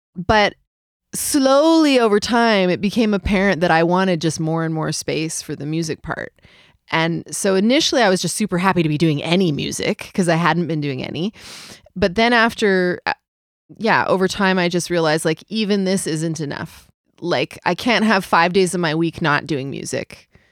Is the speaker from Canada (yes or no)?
yes; Vancouver, British Columbia, Canada; moved away as an adult; also born or lived in New Zealand / London; now in Montreal, Canada; Vancouver will always be home, I think. It'll always be my hometown.